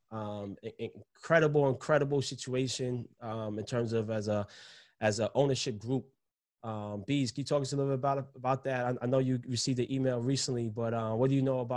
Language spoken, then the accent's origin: English; New York City, New York, United States; But I'm, I'm from New York City, baby. I'm built for that.